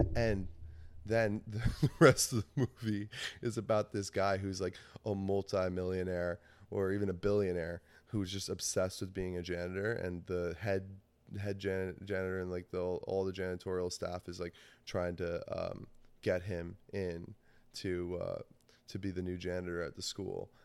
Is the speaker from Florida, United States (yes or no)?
no; New Jersey, United States; I grew up in New Jersey I still live in New Jersey